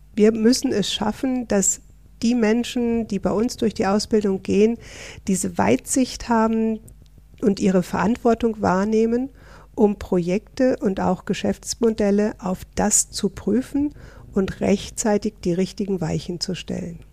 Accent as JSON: {"language": "German", "region": "Northern Germany", "country": "Germany", "moved": "as an adult", "lives_now": "Switzerland", "said": "Ich bin eine echte Norddeutsche, seit 28 Jahren in der schönen Schweiz"}